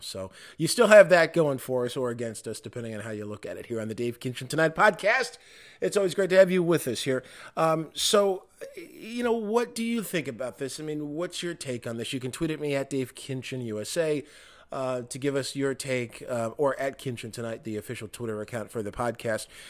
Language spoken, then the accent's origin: English; Michigan, United States; my home state of Michigan